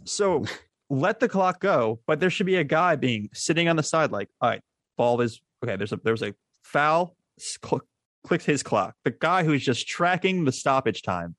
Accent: United States; me being American

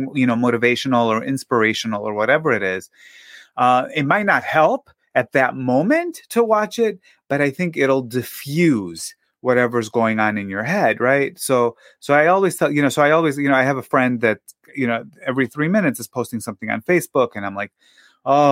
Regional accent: Greece; now in United States; when I was growing up in Greece

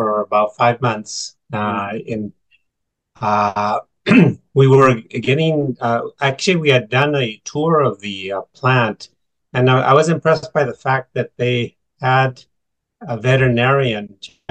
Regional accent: Sacramento, California, United States; now in Central Valley, United States; I was born in Sacramento, but I'm about 2 hours away in the Central Valley.

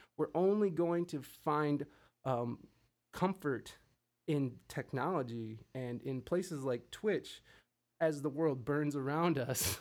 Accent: Midwest, United States; moved away as an adult; also born or lived in San Diego; I'm from the Midwest, and I, I visited back and forth throughout the years of living out west

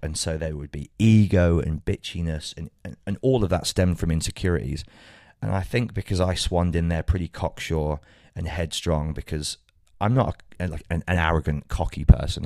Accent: Birmingham, West Midlands, United Kingdom; my hometown

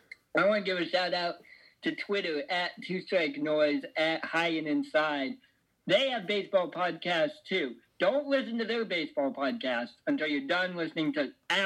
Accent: Bend, Oregon, United States; I grew up in Bend, Oregon

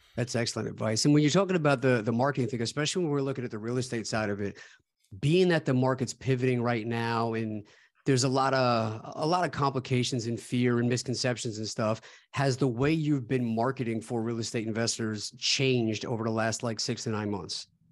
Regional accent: New York, United States; my home state in Lockport, New York

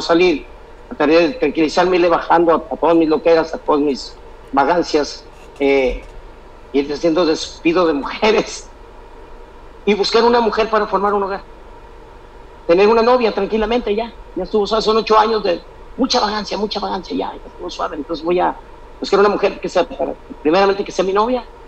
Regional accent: Sinaloa, Mexico; moved away; also born or lived in Michoacán; Nací en Sinaloa, pero me criaron con todas las raíces y costumbres de la gente de Michoacán.

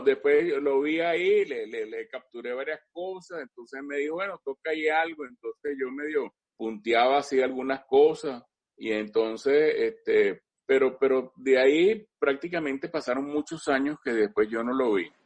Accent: Caracas, Capital District, Venezuela; yo soy nacido aquí en Caracas. Yo nací en Caracas aquí ah. en 1952

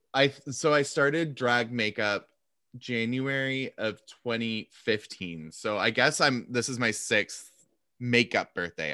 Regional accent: Seattle, Washington, United States; moved away; also born or lived in Montana; I was from Seattle

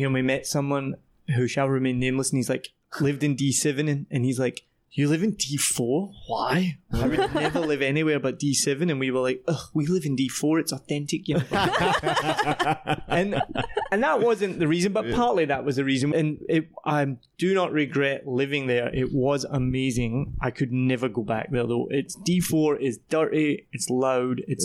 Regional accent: Scotland, United Kingdom; also born or lived in Wellington, New Zealand; now in Vietnam; I'm from Scotland.

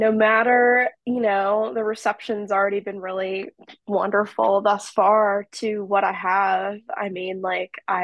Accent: Morrison, Colorado, United States; my home state of Colorado

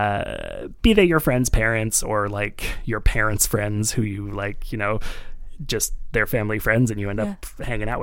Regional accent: Montreal, Quebec, Canada; I grew up in Montreal, a very, like, Jewish city

